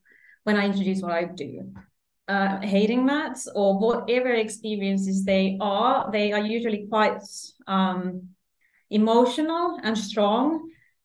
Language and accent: English; Finland; moved away as an adult; now in Sydney, Australia; I am from Finland, the cold Scandinavia.